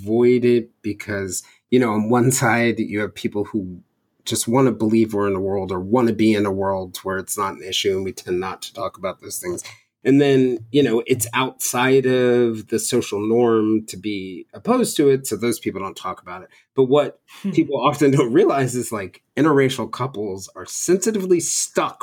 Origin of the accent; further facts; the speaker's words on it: Marietta, Georgia, United States; I grew up in middle school in Marietta